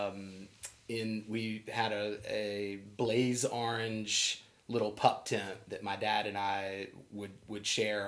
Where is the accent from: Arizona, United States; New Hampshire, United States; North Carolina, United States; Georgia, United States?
Arizona, United States; now in Charleston, United States; I was born in Arizona